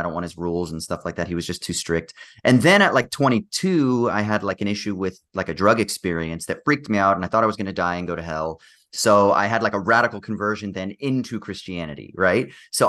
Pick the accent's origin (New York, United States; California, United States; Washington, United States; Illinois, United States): California, United States; growing up in the United States, even though I'm from California, which is, pretty relatively progressive compared to the rest of the country